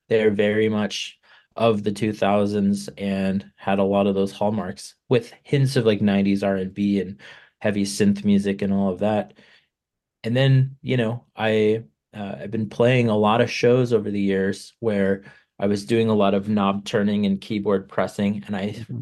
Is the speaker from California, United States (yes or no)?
yes; Palm Springs, California, United States; I grew up in Palm Springs, California.